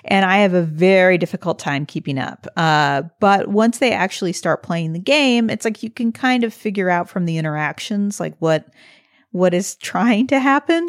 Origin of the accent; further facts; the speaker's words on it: St. Louis, Missouri, United States; moved away; I was from Saint Louis and that I, in fact, grew up five minutes from where he did